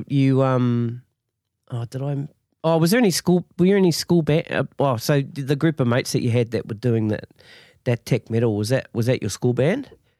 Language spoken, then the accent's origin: English; Masterton, Wellington, New Zealand; moved away; Yeah, see, I'm from Masterton